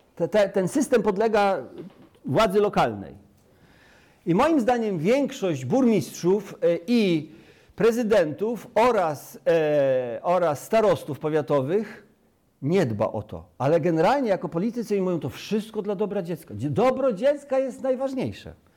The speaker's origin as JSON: {"language": "Polish", "town": "Sierakowice", "region": "Pomeranian Voivodeship", "country": "Poland", "tie": "born or raised there", "also_born_or_lived": "Rudka", "moved": "yes", "lives_now": "Chojnice, Poland", "said": "urodziłem się na Kaszubach, wychowałem się na Kaszubach w gminie Sierekowice, powiat Kartuzy"}